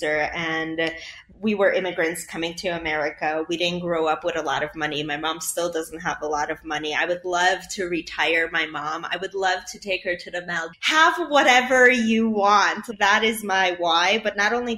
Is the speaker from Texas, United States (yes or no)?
no; Chicago, Illinois, United States; English is a second language; I'm from Chicago